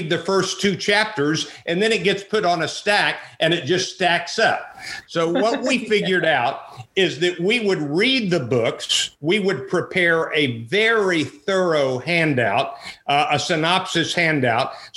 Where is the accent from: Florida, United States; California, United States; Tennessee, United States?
Florida, United States; Jacksonville; moved away; also born or lived in Abilene, Texas; I grew up in Jacksonville, Florida, in the early part of my life